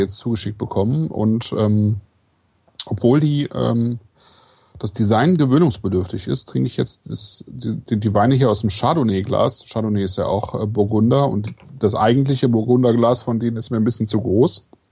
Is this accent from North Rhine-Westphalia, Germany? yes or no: yes; Kleve, North Rhine-Westphalia, Germany; ich bin ja in Kleve geboren